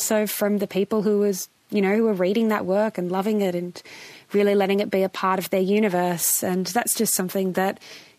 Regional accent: New South Wales, Australia; I'm a Bundjalung girl, but I was born and raised in Darug country, and now I live in Wurundjeri country in Nam.

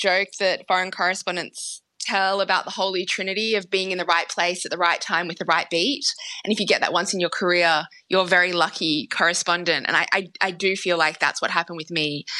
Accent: Sydney, New South Wales, Australia; moved away; I grew up in Sydney, and like many Australians of Chinese heritage, my parents forced me and my brother to go to Saturday Chinese school

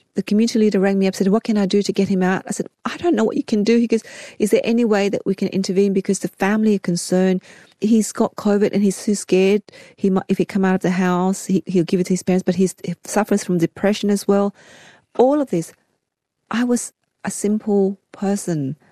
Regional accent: Sydney, New South Wales, Australia; also born or lived in Saigon, Vietnam / Fairfield; growing up in Cabramatta

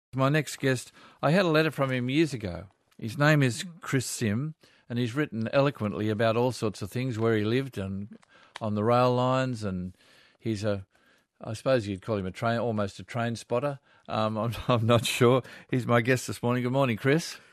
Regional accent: Georges River, New South Wales, Australia; I grew up on the Georges River

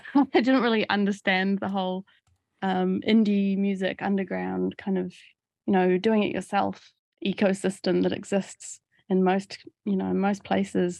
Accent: Auckland, New Zealand; moved away as an adult; From, from the age of ten, I, I grew up around the Titirangi suburb, um, of West Auckland

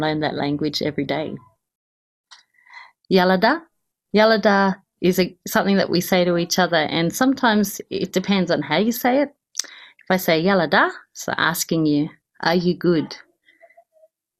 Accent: Kuku Yalanji country, Queensland, Australia; moved away; I come from the Kupi Yalanji mob, which is from about Mowbray River up to the Annan River

